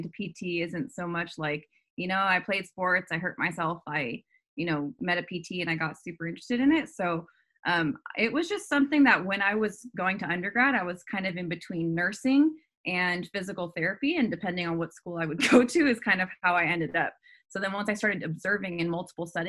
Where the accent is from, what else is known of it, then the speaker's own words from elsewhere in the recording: California, United States; I'm from California. So I wanted to stay in California.